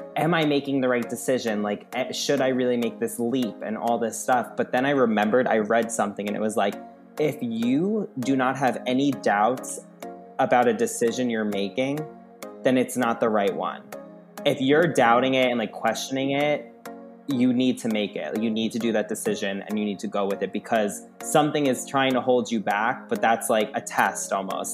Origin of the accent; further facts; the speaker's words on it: Long Island, New York, United States; moved away; I'm from Long Island, grew up there